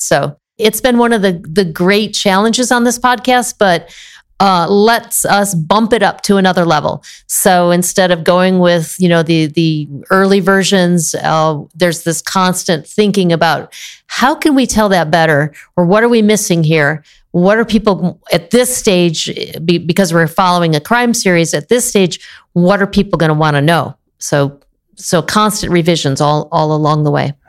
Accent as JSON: {"language": "English", "region": "Illinois", "country": "United States", "tie": "born or raised there", "also_born_or_lived": "Maine / Iowa / West Virginia / Tennessee", "moved": "as an adult", "lives_now": "California, United States", "said": "I was born in Maine, grew up in the Midwest, mostly Illinois, Southern Illinois, Northern Illinois, parents on both ends of the state"}